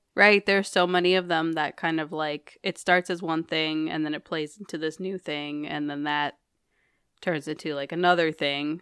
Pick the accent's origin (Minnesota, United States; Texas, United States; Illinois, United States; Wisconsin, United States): Minnesota, United States; I'm from Minnesota